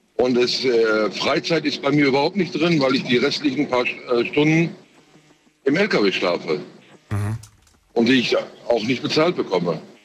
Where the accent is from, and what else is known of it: Frankfurt, Hesse, Germany; born or raised there; also born or lived in Turkey